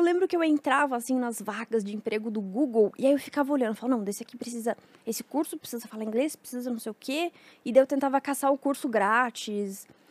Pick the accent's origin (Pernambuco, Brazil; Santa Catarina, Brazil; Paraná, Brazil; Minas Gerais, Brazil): Santa Catarina, Brazil; Mafra; era o canal Mafra, que eu sou de Santa Catarina